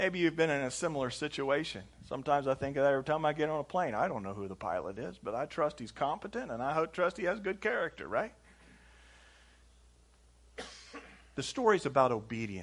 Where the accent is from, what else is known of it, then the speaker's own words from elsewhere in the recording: Indianapolis, Indiana, United States; we're from Indianapolis. Indianapolis, Indiana, United States